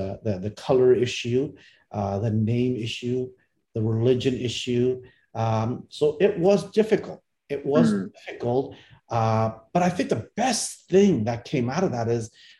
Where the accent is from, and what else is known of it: Canada; born or raised there; also born or lived in India